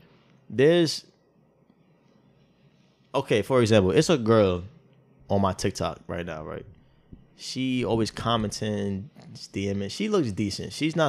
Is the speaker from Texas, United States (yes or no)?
no; New York, United States; Because I'm from New York, literally, where if a girl is too nice, too quick, I'm thinking you trying to line me up.